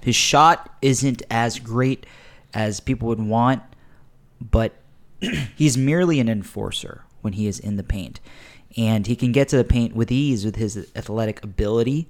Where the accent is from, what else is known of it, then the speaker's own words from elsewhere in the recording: Texas, United States; we're from Texas